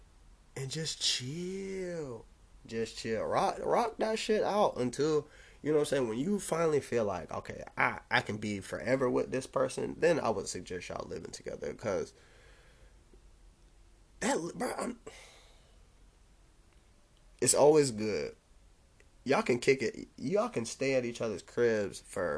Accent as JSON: {"language": "English", "town": "Jacksonville", "region": "Florida", "country": "United States", "tie": "born or raised there", "also_born_or_lived": "DeLand", "said": "I'm from Jacksonville"}